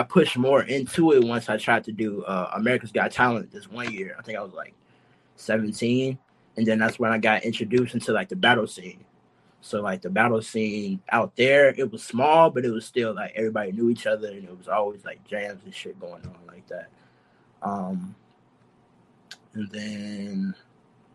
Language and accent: English; Chicago, Illinois, United States; now in Los Angeles, United States; I'm from Chicago, so, like, in Chicago, where I stayed in Chicago, I stayed in, like, this part of the city called Calumet City